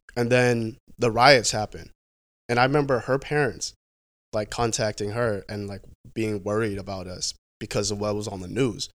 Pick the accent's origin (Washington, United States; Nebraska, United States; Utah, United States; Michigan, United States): Washington, United States; Vancouver; also born or lived in San Jose, California / Portland, Oregon; I grew up, I grew up in Vancouver, Washington.